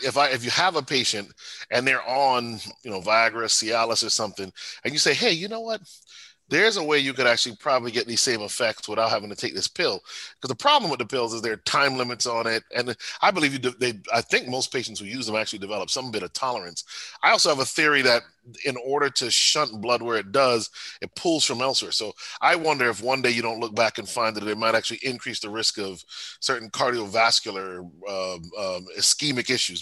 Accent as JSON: {"language": "English", "town": "Bloomfield", "region": "Connecticut", "country": "United States", "tie": "born or raised there", "said": "Bloomfield is my home was my hometown"}